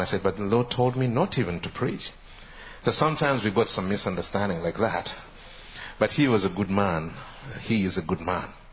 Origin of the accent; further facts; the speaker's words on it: Uganda; I come from Uganda